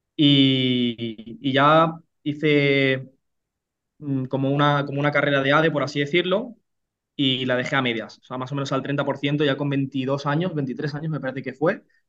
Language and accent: Spanish; Reus, Catalonia, Spain; moved away as an adult; now in Burgos, Spain; Pues yo soy nacido en, en Reus, Tarragona, una, pequeña ciudad de, 100.000 habitantes de, de Cataluña